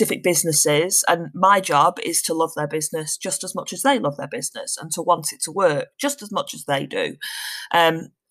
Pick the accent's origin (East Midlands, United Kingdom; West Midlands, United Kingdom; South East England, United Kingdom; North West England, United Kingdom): North West England, United Kingdom; Manchester; now in Shropshire, United Kingdom; I'm originally from Manchester, but currently living in Shropshire.